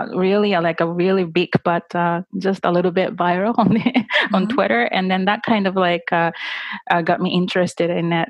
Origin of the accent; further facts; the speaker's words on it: Miyazaki, Japan; English is a second language; from Miyazaki, Japan